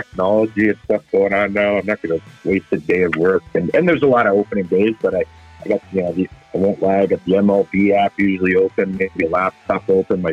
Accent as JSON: {"language": "English", "country": "Canada", "tie": "born or raised there", "said": "growing up in Canada here"}